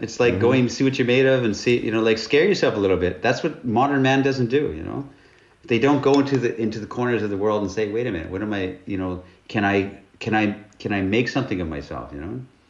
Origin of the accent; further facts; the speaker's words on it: Northern Canada, Canada; I'm from Northern Canada. And I was poor